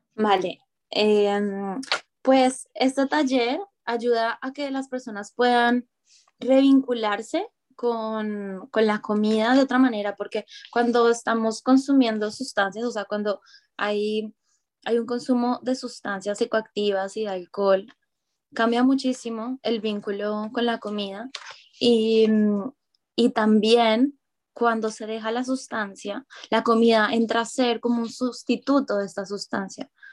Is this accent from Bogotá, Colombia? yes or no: no; Medellín, Antioquia, Colombia; moved away as an adult; also born or lived in Bogotá; now in Barcelona, Spain; yo nací en Medellín, en la región de Antioquia